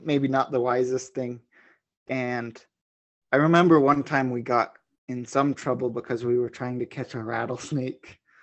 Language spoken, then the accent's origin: English; New Mexico, United States; where I grew up in New Mexico, actually where I am now